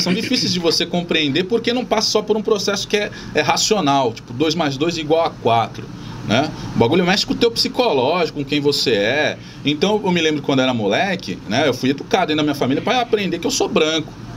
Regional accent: São Vicente, São Paulo, Brazil; eu sou nascido em São Vicente

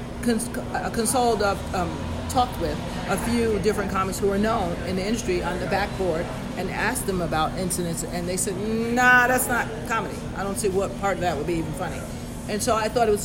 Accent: Bedford, New York, United States; I grew up in Bedford

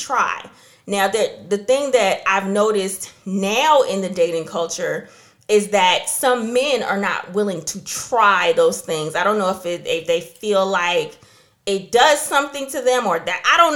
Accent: New York, United States; moved away; also born or lived in New Jersey; I grew up in New York and New Jersey for a couple of years

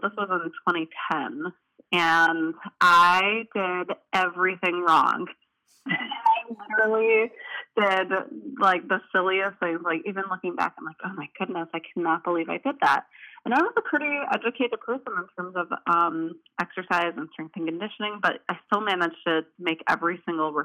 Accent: Chicagoland suburbs, Illinois, United States; moved away as an adult; now in Milwaukee, United States; I am originally from the Chicagoland suburbs, and then I went to Marquette and then stayed in Milwaukee ever since

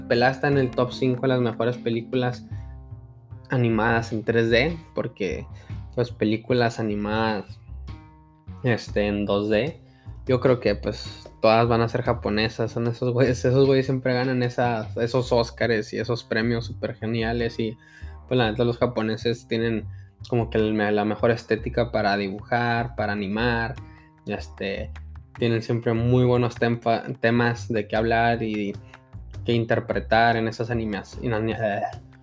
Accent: El Paso, Texas, United States; now in Fort Worth, United States; voté en la ciudad de El Paso, Texas, de donde soy nativo

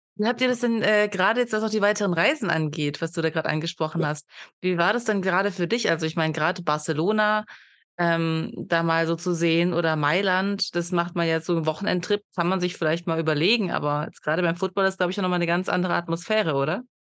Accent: near Stuttgart, Baden-Württemberg, Germany; ich komme ja auch aus der Nähe von Stuttgart und aus der weiteren Umgebung von Stuttgart

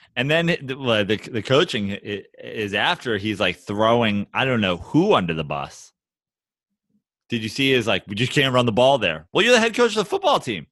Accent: New York, United States; I'm from New York

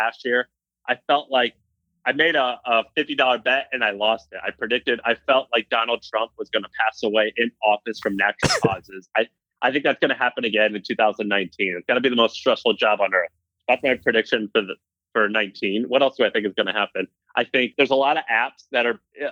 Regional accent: Missouri, United States; also born or lived in Tennessee / California; now in San Francisco, United States; I was raised in Missouri

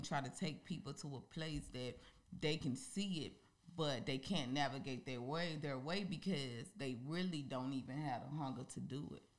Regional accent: Mississippi, United States; moved away as an adult; now in Georgia, United States; I really love I love my hometown and I really mm-hmm. love Mississippi

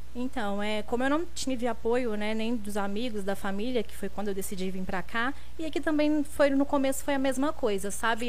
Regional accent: Guaçuí, Espírito Santo, Brazil; now in São Paulo, Brazil; Eu sou de Guaçuí, interior do Espírito Santo

